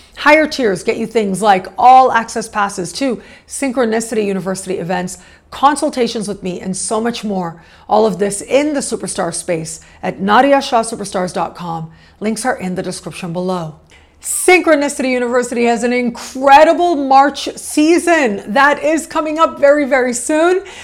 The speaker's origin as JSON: {"language": "English", "country": "Canada", "tie": "born or raised there", "also_born_or_lived": "Mexico", "moved": "as an adult", "said": "I was born and raised in Canada, so that is a lifelong relationship that I have with that country"}